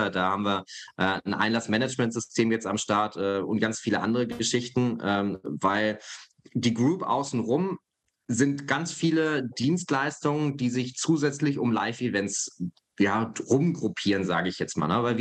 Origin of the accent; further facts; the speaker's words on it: Hesse, Germany; Ich komme ja aus Hessen, aus der Nähe von Frankfurt.